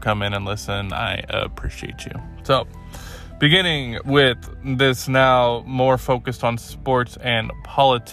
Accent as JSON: {"language": "English", "region": "California", "country": "United States", "moved": "as an adult", "lives_now": "Oregon, United States", "said": "as a Californian, former Californian"}